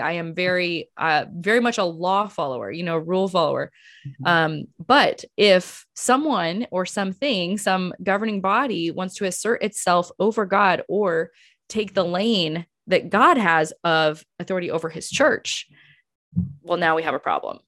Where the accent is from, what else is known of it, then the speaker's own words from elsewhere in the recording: United States; as an American